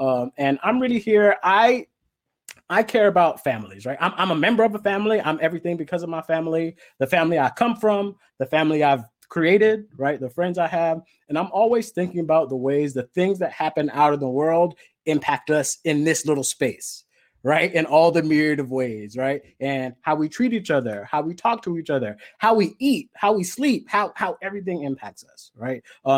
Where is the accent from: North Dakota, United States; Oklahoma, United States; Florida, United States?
Florida, United States; Miami; moved away as an adult; also born or lived in Los Angeles, California; I'm originally from Miami, Florida. Okay. You can call it just Miami. I don't really like saying the Florida part, but you know, that is where I'm from. I'm the child of Nigerian immigrants.